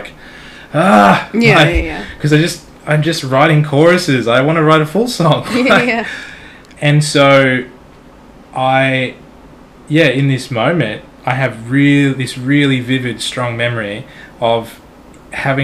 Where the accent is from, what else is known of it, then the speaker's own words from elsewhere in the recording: Australia; I'm Australian